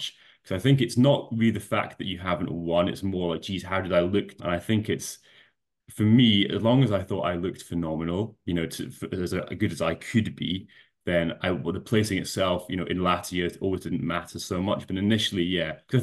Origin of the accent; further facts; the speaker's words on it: Scotland, United Kingdom; I know you can't tell from the accent, but I am Scottish.